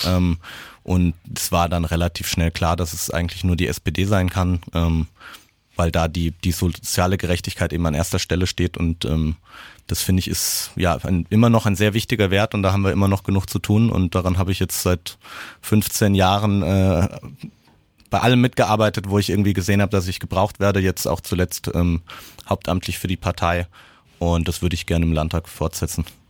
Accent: Aschaffenburg, Bavaria, Germany; ich bin in Bayern zur Schule gegangen, in Aschaffenburg

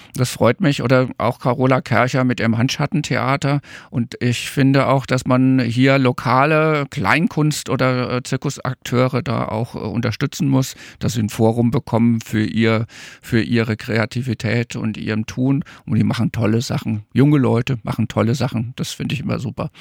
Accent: Coburg, Bavaria, Germany; moved away; also born or lived in Darmstadt; aus meiner fränkischen Heimat. Also ich bin eigentlich Franke, komme aus Coburg

